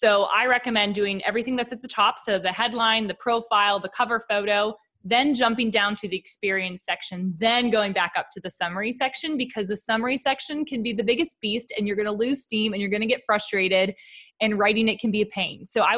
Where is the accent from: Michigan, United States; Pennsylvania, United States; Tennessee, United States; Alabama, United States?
Pennsylvania, United States; Pittsburgh; I'm originally from Pittsburgh.